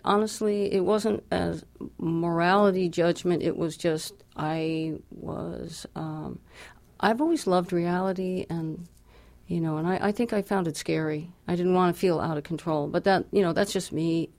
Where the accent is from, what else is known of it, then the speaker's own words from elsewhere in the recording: New Jersey, United States; born there; I was born in New Jersey.